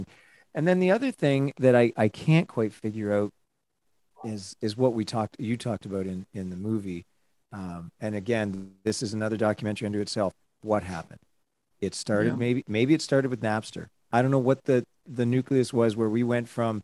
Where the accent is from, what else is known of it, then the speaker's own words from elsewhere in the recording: Niagara Falls, Ontario, Canada; moved away as an adult; now in Waterloo, Canada; I grew up in Niagara Falls, which was fine. But when I came to university, I went to the University of Waterloo